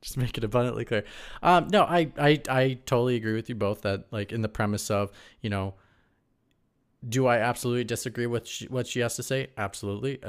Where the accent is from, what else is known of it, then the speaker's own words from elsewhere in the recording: Midwest, United States; I come from the Midwest